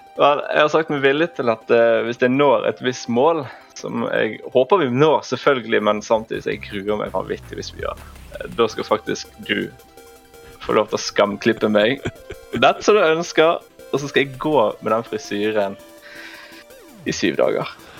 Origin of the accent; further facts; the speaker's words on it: Bergen, Vestland, Norway; moved away as an adult; jeg er født og oppvokst i Bergen.